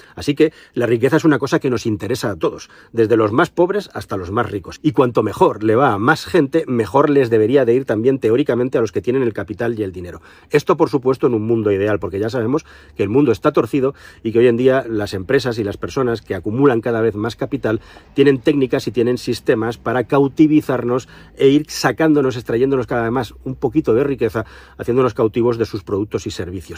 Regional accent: Spain; somos los españoles

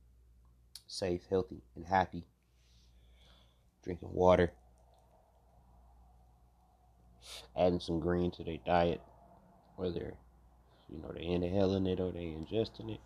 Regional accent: Cleveland, Ohio, United States; now in South Carolina, United States; I'm from Cleveland, Ohio.

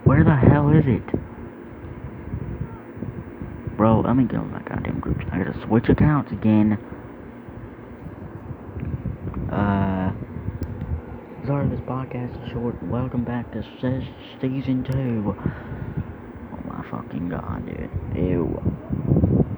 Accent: the South, United States; I'm from the South

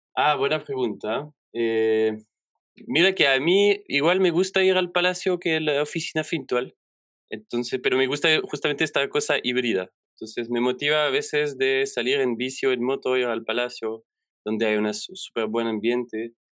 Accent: Belgium; first language French; Spanish is a second language; moved away as an adult; also born or lived in Chile; now in Santiago, Chile; yo vengo de Bélgica, donde trabajé en instituciones más clásicas

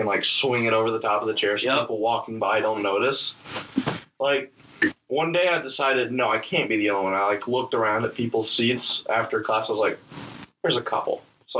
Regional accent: Kentucky, United States; I'm from Kentucky, by the way

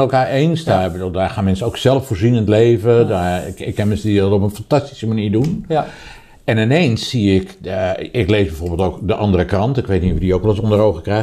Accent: Rotterdam, South Holland, Netherlands; Ik ben overigens op 200 meter afstand van de Kuip geboren

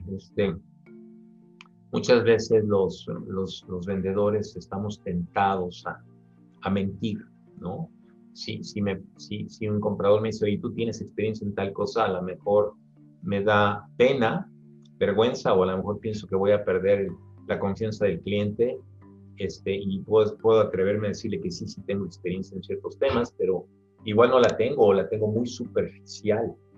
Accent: Mexico; now in Mexico City, Mexico; soy mexicano

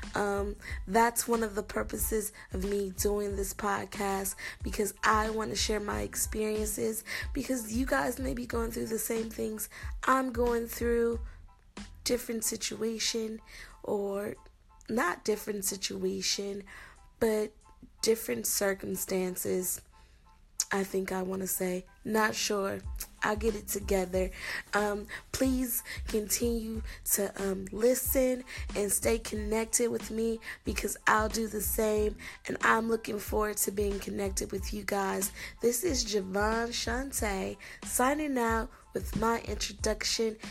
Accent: Milwaukee, Wisconsin, United States; moved away as an adult; now in Goodyear, United States; I'm originally from Milwaukee, Wisconsin, but I currently live in Goodyear, Arizona, and I've lived here for approximately 13 years.

